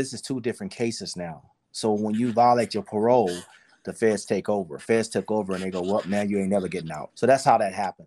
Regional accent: San Antonio, Texas, United States; moved away as an adult; also born or lived in Los Angeles, California; We came to San Antonio to start the show, you know, and my hometown. So we came down here to my hometown and started

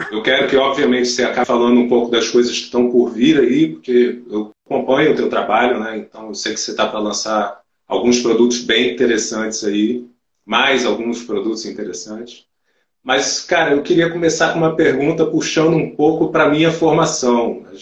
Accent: Brazil; É que como bom brasileiro, eu tô com uma certa gambiarra aqui.

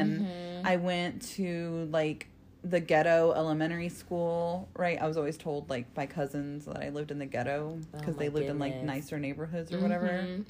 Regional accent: South Bend, Indiana, United States; also born or lived in Florida; So when I started kindergarten, it was Northern Indiana. I lived in South Bend with that's where my stepdad was when my mom got remarried.

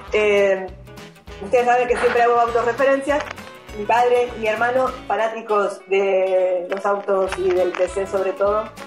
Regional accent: Argentina; somos patriotas argentinos

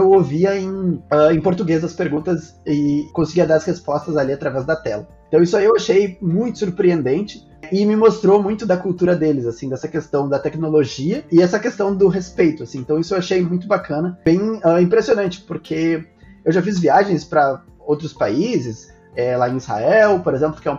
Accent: Brazil; Ah, sim, eu passei o meu passaporte, o negócio leu que eu sou brasileiro e falou comigo em português.

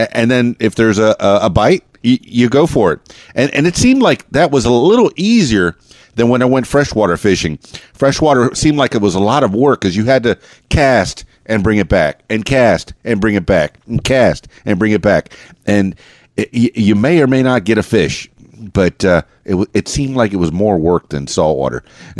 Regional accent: Florida, United States; I know I grew up in the Florida Keys in South Florida, and I did a lot of saltwater fishing.

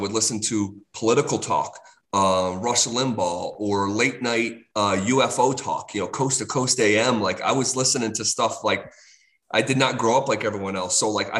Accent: Scotia, New York, United States; moved away as an adult; now in Denver, United States; upstate New York is always going to be home.

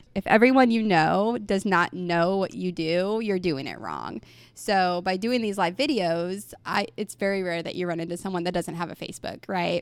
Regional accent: Mount Vernon, Missouri, United States; now in Republic, United States; I grew up in Mount Vernon

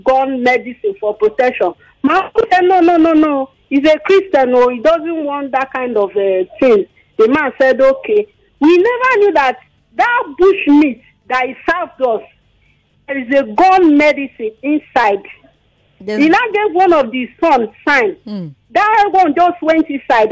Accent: Delta, Nigeria; now in Agbara, Nigeria; I'm from Delta State

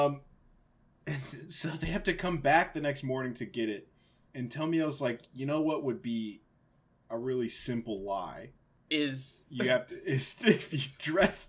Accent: United States; as an American

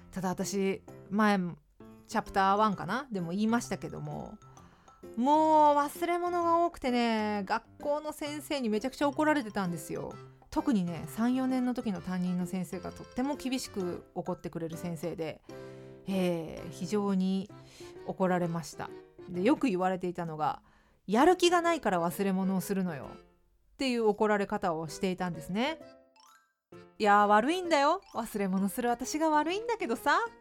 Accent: Fukuoka, Japan; moved away as an adult; now in Tokyo, Japan; 私は福岡県福岡市出身で

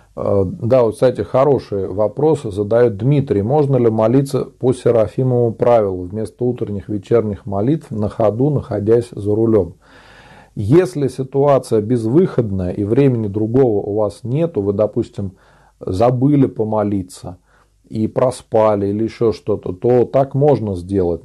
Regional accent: Tver Oblast, Russia; я сам из Тверской области, озеро Селигер, Нилова пустынь. Рядом со мной находится, а я э, живу на острове Городомля.

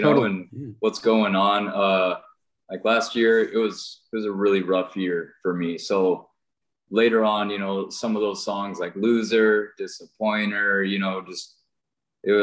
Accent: Wenatchee, Washington, United States; I was born here in Wenatchee, Washington.

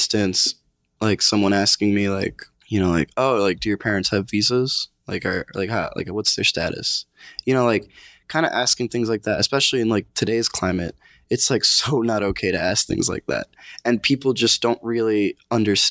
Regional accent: New York, United States; also born or lived in Connecticut; I was born in New York

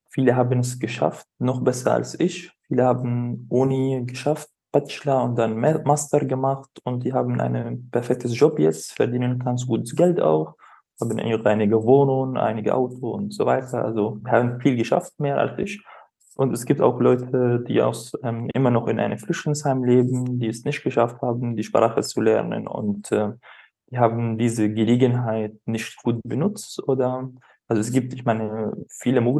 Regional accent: Rif Dimashq, Syria; also ich komme aus Damaskus, das ist eine große Hauptstadt, in der Nähe von Damaskus komme ich und ich habe viel Zeit in Damaskus verbracht

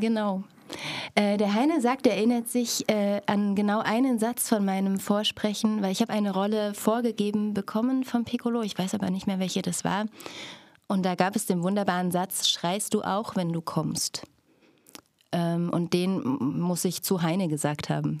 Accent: Stadtroda, Thuringia, Germany; moved away as an adult; also born or lived in Berlin; now in Cottbus, Germany; ich lebte in Stadtroda, bin dort zur Schule gegangen

